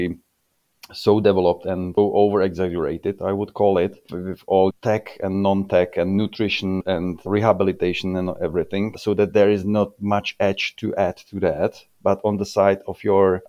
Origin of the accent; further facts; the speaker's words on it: Czechia; I'm coming from Czech